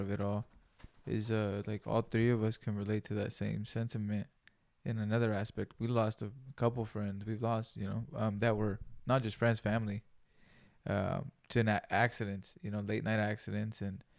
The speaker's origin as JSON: {"language": "English", "town": "Greenfield", "region": "California", "country": "United States", "tie": "born or raised there", "said": "We grew up in Greenfield, dude. It's a little farm town too, so."}